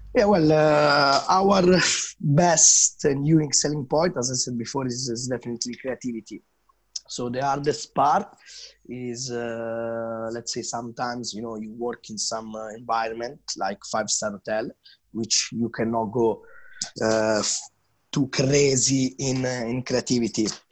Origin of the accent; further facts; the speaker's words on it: Milan, Lombardy, Italy; English is a second language; moved away as an adult; now in London, United Kingdom; I start to make, let's say, you know, the first tea, coffee, and, uh, and cappuccinos back in, uh, in my hometown, so Milano.